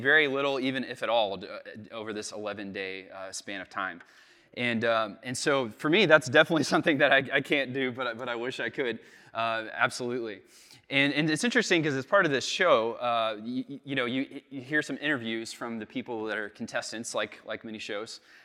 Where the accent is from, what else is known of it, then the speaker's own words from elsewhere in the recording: United States; I'm an American